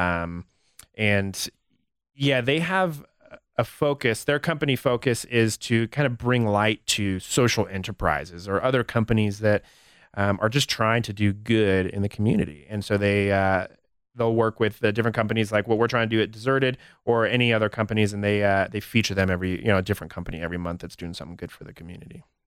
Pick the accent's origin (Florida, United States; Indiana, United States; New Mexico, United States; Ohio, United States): New Mexico, United States; Albuquerque; moved away as an adult; also born or lived in Los Angeles; now in Denver, United States; I grew up in Albuquerque